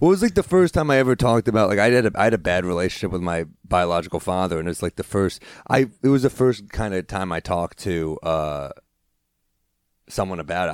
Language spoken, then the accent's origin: English; New York City, New York, United States; also born or lived in New Orleans; I grew up in the city